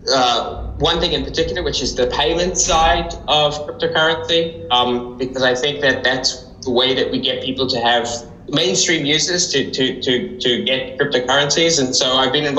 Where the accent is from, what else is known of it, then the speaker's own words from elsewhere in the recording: South Africa; moved away; I grew up in South Africa